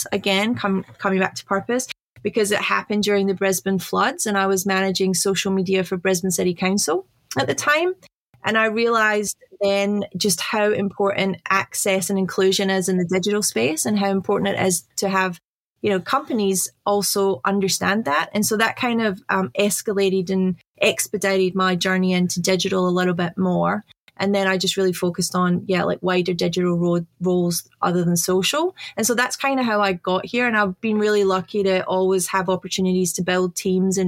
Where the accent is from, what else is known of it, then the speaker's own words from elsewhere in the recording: Glasgow, Scotland, United Kingdom; now in Australia; I was born in Scotland. So I was born in Glasgow